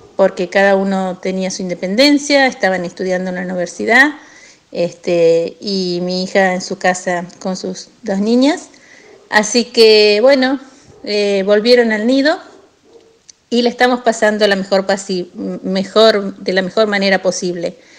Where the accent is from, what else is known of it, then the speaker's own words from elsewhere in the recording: General Villegas, Buenos Aires Province, Argentina; now in Las Grutas, Argentina; soy nativa, nacida en General Villegas, donde tengo familia.